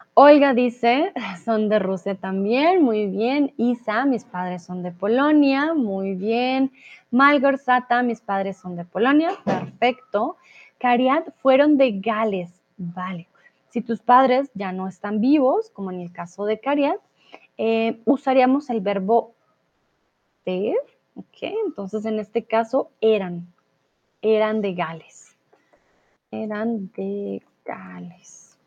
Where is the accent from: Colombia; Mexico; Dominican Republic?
Colombia; yo soy de Colombia.